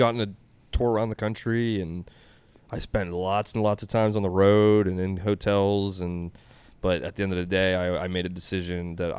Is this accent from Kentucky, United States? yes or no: no; Pittsburgh, Pennsylvania, United States; I decided that I wanted to create my own hometown show, have my own residency in Pittsburgh.